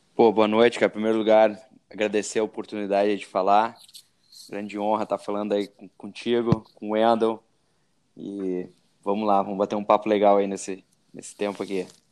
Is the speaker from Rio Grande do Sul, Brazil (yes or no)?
yes; Rio Grande do Sul, Brazil; eu sou do Rio Grande do Sul, não sei se deu para para ver pelo sotaque.